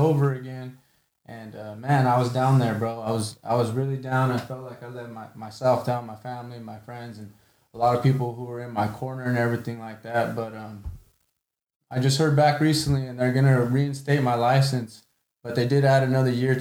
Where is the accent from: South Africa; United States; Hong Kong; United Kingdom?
United States; Selma; I'm from Selma